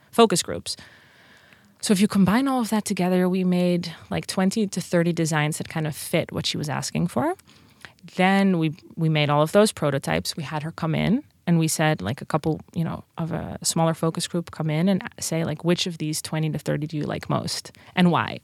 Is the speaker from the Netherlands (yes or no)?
yes; Netherlands; accent: Dutch; English is a second language; moved away as an adult; also born or lived in Princeton; now in United States; I'm from Holland